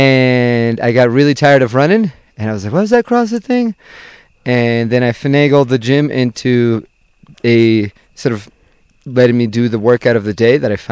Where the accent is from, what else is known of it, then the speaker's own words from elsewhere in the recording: Venezuela; also born or lived in Fall River, Massachusetts; now in Boston, United States; I was born and raised in Venezuela